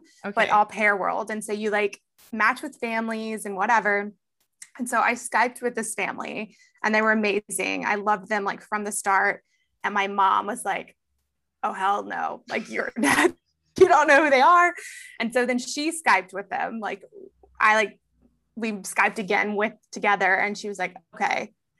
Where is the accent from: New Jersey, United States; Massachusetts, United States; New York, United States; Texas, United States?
Texas, United States; also born or lived in Houston / San Antonio / Beaumont / Austin; I grew up all over Texas. So Houston, born in Houston, San Antonio, Houston, Beaumont, San Antonio, Austin.